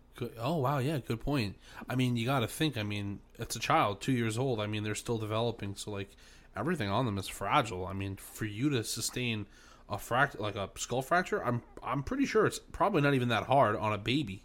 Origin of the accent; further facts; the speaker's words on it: New York, United States; now in New Jersey, United States; I'm still a New Yorker